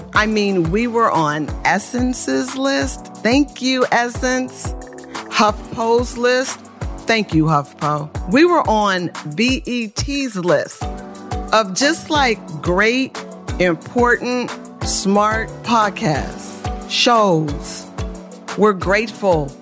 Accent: Oakland, California, United States; I was born in Oakland, California

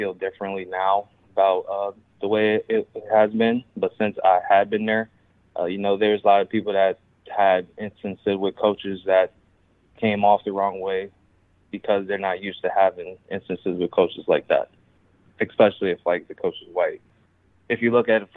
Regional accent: Chicago, Illinois, United States; moved away as an adult; now in Iowa, United States; I was born and raised in Chicago

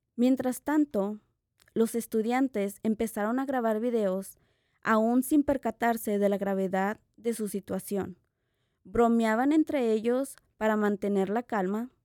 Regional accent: Mexico; como latina, como mexicana

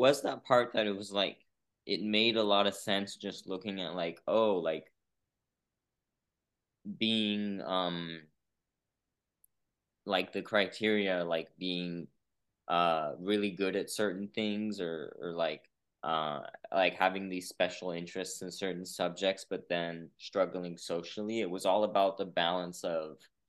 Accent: São Paulo, Brazil; moved away as an adult; also born or lived in San Francisco, California, United States; now in United States; I was born in Brazil, but then I actually lived here, like came here as a baby, lived here till I was about San Francisco, till I was about 9. And then I actually went back to Brazil till I was 18

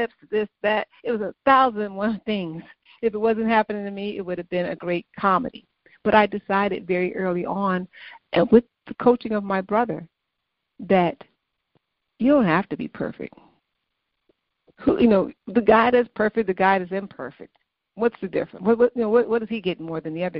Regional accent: Chicago, Illinois, United States; moved away; also born or lived in Massachusetts; growing up in the South Side of Chicago

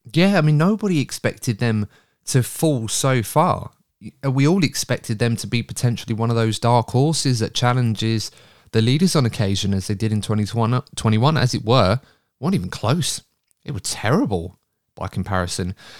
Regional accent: England, United Kingdom; I'm English

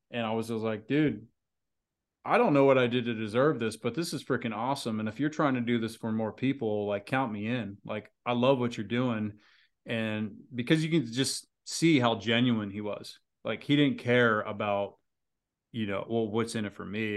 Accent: United States; maybe being an American

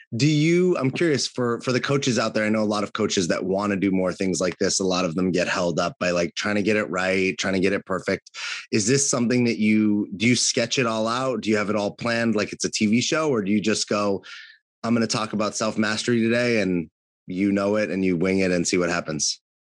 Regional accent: California, United States; was born and raised in California

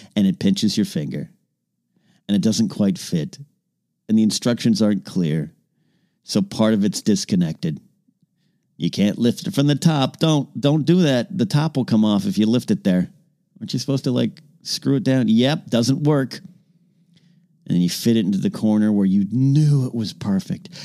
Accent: Arroyo Grande, California, United States; moved away; My hometown of Rio Grande, California

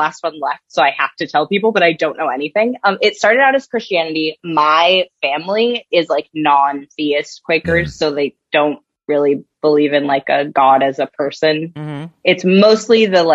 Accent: Portland, Oregon, United States; I grew up not on the farm. I grew up in Portland

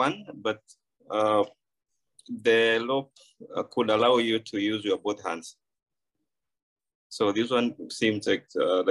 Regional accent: Kenya; I'm a Kenyan shooter and a business person.

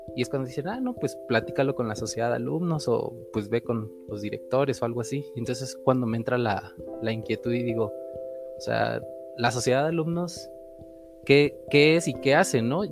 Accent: Veracruz, Mexico; soy veracruzano

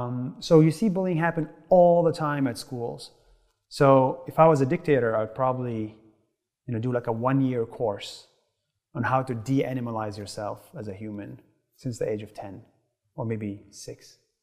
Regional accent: Nazareth, Northern District, Israel; So I grew up in Israel, right, as a Palestinian.

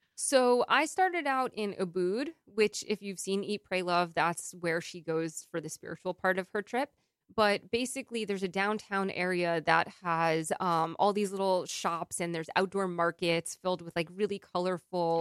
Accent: New York, United States; as a New Yorker

